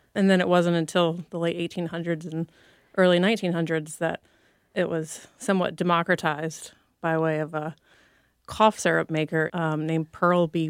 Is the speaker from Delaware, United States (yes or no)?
no; Mississippi, United States; growing up in Mississippi